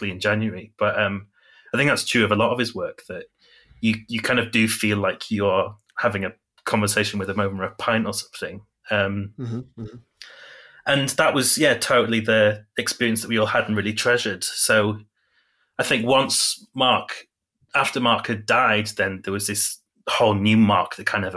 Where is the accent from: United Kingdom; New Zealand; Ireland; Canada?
United Kingdom; Yorkshire and the Humber; now in Huddersfield, United Kingdom; I am a writer and photographer from Yorkshire, in the UK.